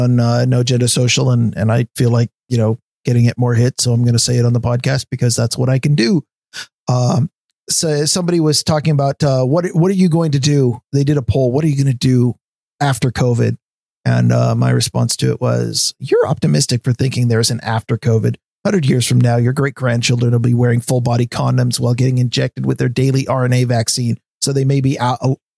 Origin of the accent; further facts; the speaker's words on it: Portland, Oregon, United States; I grew up in Portland